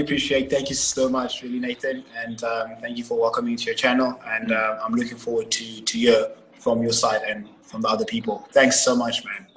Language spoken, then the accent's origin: English; Cape Town, Western Cape, South Africa; also born or lived in Nelspruit / Johannesburg; I stayed all my life in Cape Town. I've been here for about 18 years now